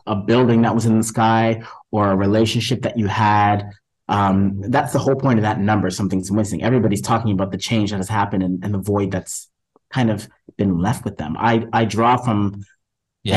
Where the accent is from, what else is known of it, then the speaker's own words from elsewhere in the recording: Canada; us Canadians that came over